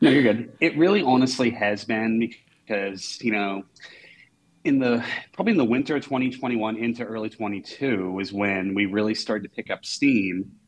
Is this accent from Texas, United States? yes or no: no; Maine, United States; now in Portland, United States; my hometown is. It's 15 minutes from the University of Maine.